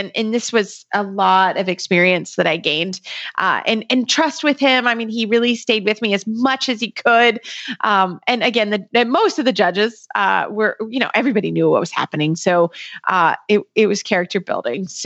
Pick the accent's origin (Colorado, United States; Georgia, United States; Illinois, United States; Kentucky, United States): Kentucky, United States; I'm from Kentucky